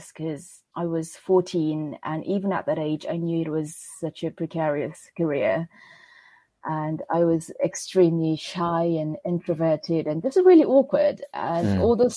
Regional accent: Seoul, South Korea; English is a second language; moved away as an adult; now in London, United Kingdom; I was born in Seoul, South Korea, which is the capital of the country. And that's where I spent the majority of my childhood, not all of it, but the majority of it

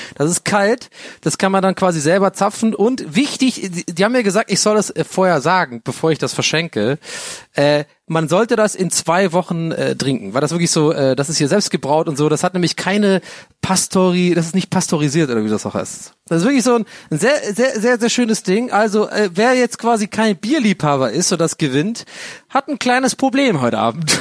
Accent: Southern Germany, Germany; bei uns im Süden

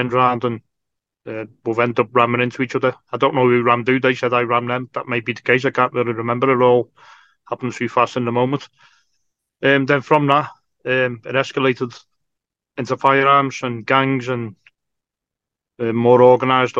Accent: Liverpool, North West England, United Kingdom; I grew up in North Liverpool.

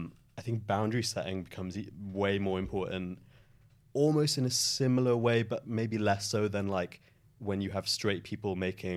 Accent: Merthyr Tydfil, Wales, United Kingdom; moved away as an adult; also born or lived in Cardiff; now in London, United Kingdom; I'm not originally from London. I am from a little town in the valleys called Merthyr Tydfil. And then we moved to Cardiff when I was about 10 years old.

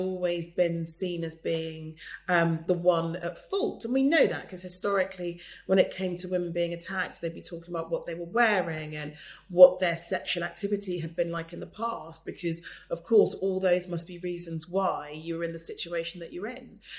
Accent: United Kingdom; Either I'm British or I'm not.

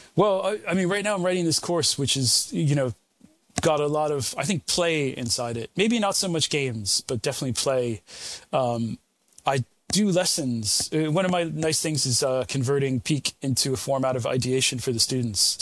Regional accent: United States; now in United Kingdom; I'm American originally, although American and British now these days

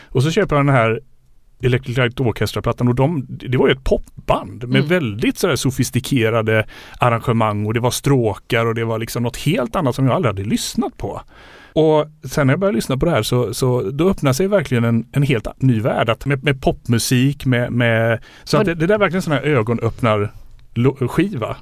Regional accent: Landvetter, Västra Götaland, Sweden; also born or lived in United States; bodde i Landvetter utanför Göteborg

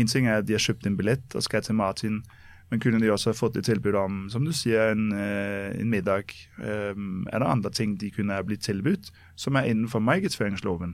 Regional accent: Copenhagen, Capital Region of Denmark, Denmark; now in Norway; jeg er født og oppvokst i København

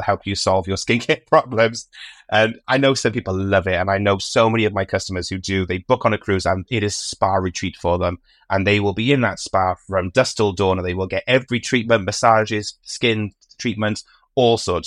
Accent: United Kingdom; I'm British

